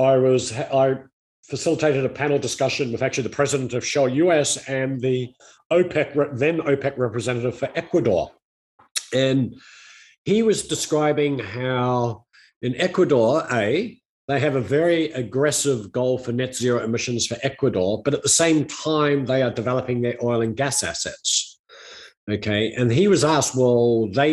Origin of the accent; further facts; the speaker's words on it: New Zealand; my home country of New Zealand